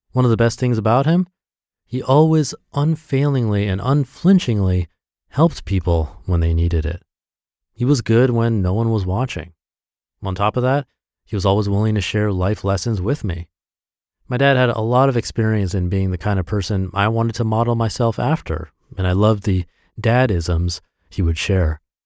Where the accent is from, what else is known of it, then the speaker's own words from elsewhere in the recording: Midwest, United States; a kid growing up in the Midwest